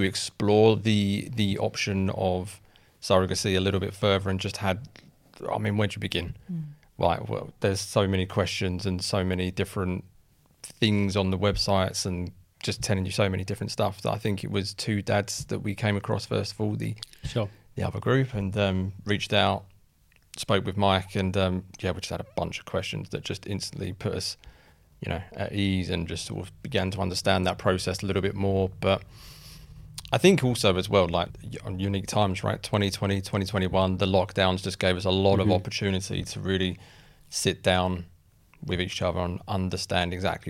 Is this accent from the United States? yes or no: no; Essex, East of England, United Kingdom; I'm from Essex.